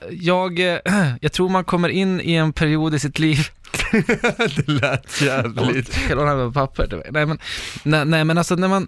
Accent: Norrland, Sweden; accent: Norrland; skulle jag ju behöva ramla tillbaka till min norrländska och börja prata lite så här.

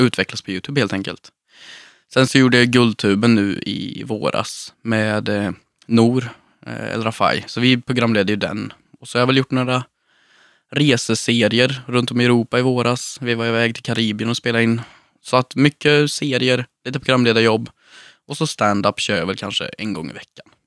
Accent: Sunne, Värmland, Sweden; Jag växte upp i Sunne, i en röd villa med vita knutar

